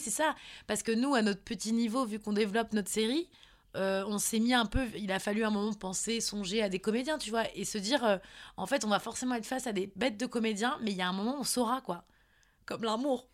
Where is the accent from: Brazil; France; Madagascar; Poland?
France; Nantes, Pays de la Loire; je suis de Nantes.